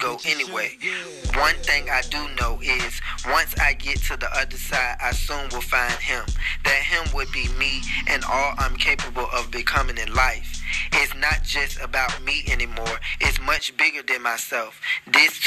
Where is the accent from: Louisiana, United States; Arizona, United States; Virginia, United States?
Virginia, United States; Norfolk; now in Atlanta, United States; So that's originally where I originated from. That's where I was born and raised.